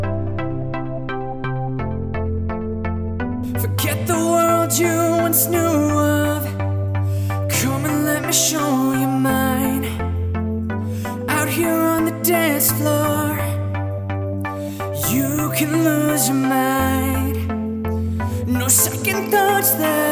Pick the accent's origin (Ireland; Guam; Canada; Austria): Austria; I'm from Austria and I'm 16 years old, producer